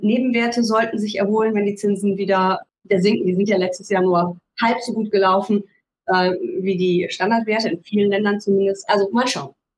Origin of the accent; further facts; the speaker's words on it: Rhineland, Germany; ich bin Rheinländerin